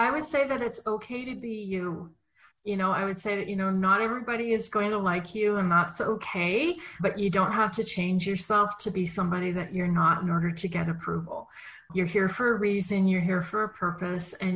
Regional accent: Winnipeg, Manitoba, Canada; I was born in Winnipeg, Manitoba, Canada, which is in the center of Canada and is known for very cold winters.

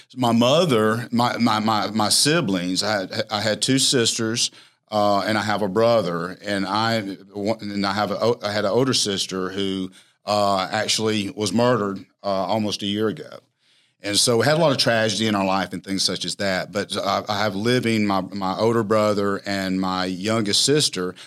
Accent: Alexander City, Alabama, United States; back to my hometown, Alexander City

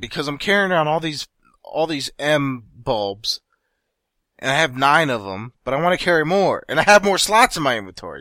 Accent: United States; I'm American.

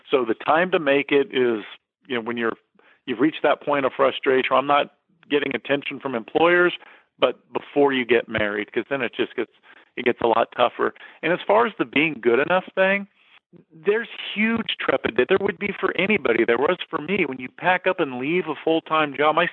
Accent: McPherson, Kansas, United States; moved away as an adult; now in San Diego, United States; I'm a little guy from from small town South. Dude, I was from McPherson, flipping Kansas, when I packed up and when it came out to San Diego.

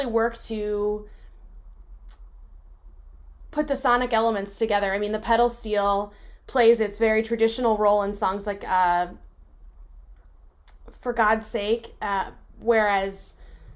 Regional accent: Shepherdstown, West Virginia, United States; moved away as an adult; also born or lived in Michigan; I was raised in West Virginia and I grew up around country music

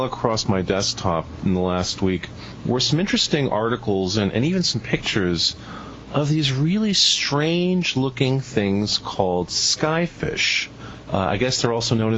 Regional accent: Venezuela; moved away; I grew up in South America in Venezuela

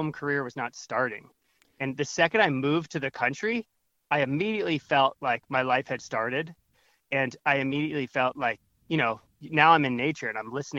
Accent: Northern Virginia, United States; moved away as an adult; also born or lived in New York City; I grew up in Northern Virginia, suburban

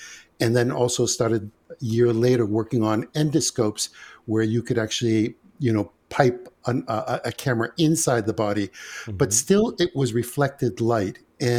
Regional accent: Greece; now in United States; We came from Greece. My mother's from the base of Mount Olympus. My father is from the northern Macedonian mountains. And basically what happened is we came via Ellis Island to the United States.

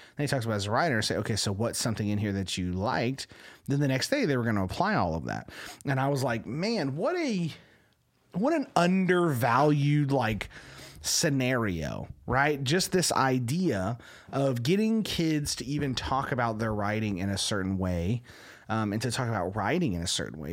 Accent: Texas, United States; you can't like the Yankees as a Texan

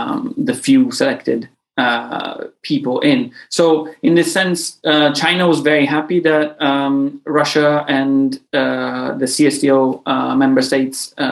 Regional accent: Sicily, Italy; I'm from Sicily

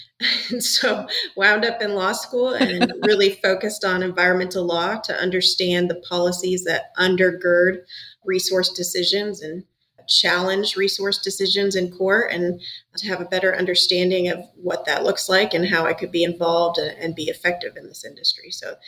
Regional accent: Matanuska Valley, Alaska, United States; moved away; originally from Alaska, a little town north of Anchorage in the Matanuska Valley.

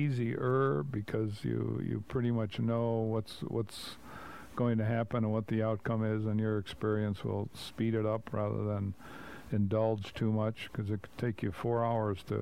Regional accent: Cleveland, Ohio, United States; We're from Cleveland

